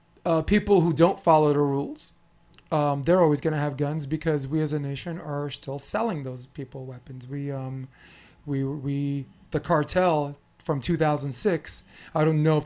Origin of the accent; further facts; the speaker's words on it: New York City, New York, United States; Me growing up in New York City, in Brooklyn, New York, I'm not an urban guy.